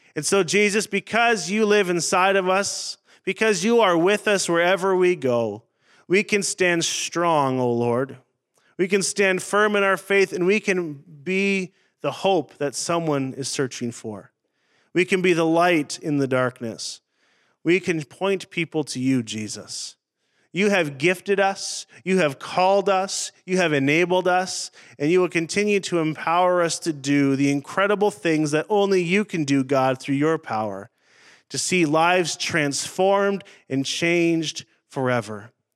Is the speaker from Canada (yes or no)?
yes; Northern Ontario, Canada; moved away; also born or lived in Saskatchewan; I grew up in Northern Ontario in the bush